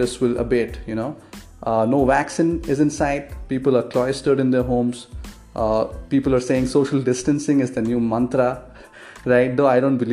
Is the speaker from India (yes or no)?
yes; India; I'm an Indian